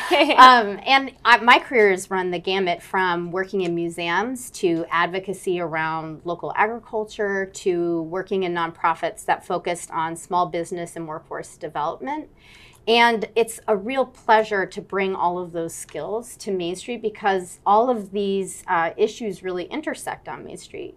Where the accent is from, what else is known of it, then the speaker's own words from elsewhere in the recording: Fairfield, Connecticut, United States; I grew up in Connecticut